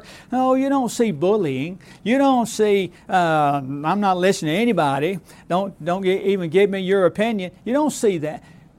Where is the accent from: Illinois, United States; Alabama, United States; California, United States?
Alabama, United States; once it happened where I grew up in South Alabama.